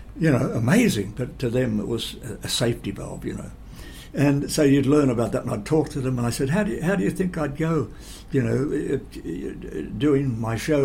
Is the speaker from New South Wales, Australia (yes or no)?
no; Geelong, Victoria, Australia; I would travel back home to Geelong